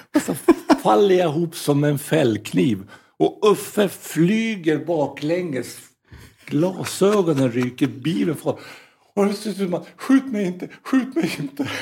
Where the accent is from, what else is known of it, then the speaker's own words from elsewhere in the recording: Norrland, Sweden; moved away; also born or lived in United States / Sollentuna; som norrlänning